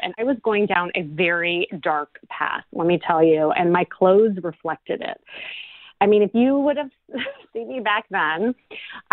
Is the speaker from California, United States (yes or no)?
no; Chicago, Illinois, United States; now in Los Angeles, United States; I'm from Chicago